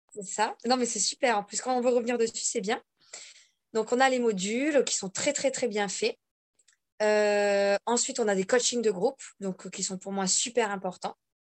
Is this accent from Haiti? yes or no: no; Bordeaux, Nouvelle-Aquitaine, France; now in Corsica, France; Je vis toute seule en Corse. À la base, je suis donc de Bordeaux.